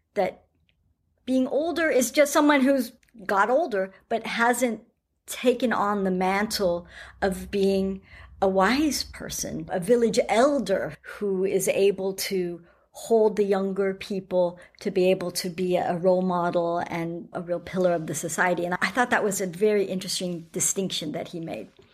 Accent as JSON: {"language": "English", "country": "United States", "moved": "yes", "lives_now": "New Zealand", "said": "being American and living in New Zealand"}